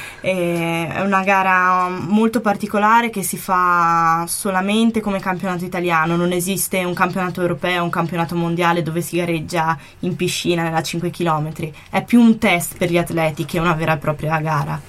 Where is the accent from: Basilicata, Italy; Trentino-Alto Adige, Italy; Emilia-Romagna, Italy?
Trentino-Alto Adige, Italy; da buona trentina